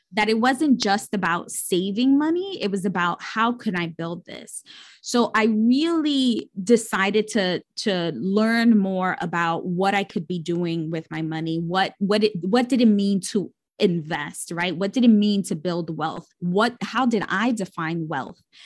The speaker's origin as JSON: {"language": "English", "town": "New York City", "region": "New York", "country": "United States", "tie": "born or raised there", "said": "I grew up born and raised in New York City, bor-, uh, raised in the Bronx, the poorest borough in the city"}